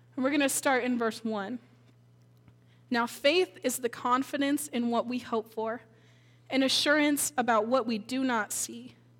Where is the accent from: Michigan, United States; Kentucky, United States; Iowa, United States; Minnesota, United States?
Minnesota, United States; moved away; I grew up in Minnesota